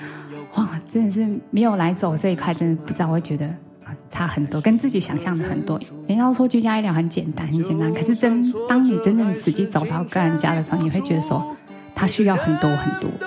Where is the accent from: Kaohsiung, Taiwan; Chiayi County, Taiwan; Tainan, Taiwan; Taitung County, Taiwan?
Taitung County, Taiwan; …; 哦，我是本地人，但是是住在隔壁隔壁乡的。